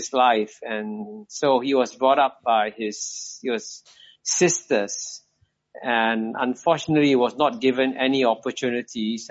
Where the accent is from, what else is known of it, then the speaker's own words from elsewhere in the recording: Singapore; I was born here in 1948. So that's how I ended up not being born in Pakistan, but in Singapore